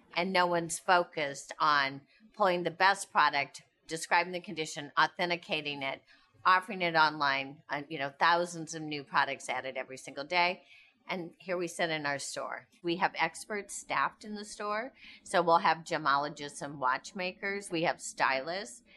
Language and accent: English; Indiana, United States; We grew up in Indiana, I'm outdoors all the time